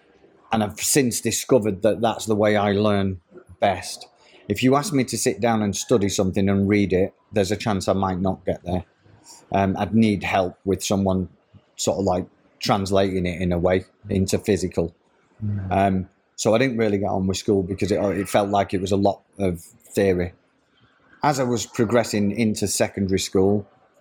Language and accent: English; Manchester, North West England, United Kingdom; I was born in Manchester in 1965. I was a one-parent family, and from there, I literally grew up in a place called Hume, on the edge of Moss Side in Manchester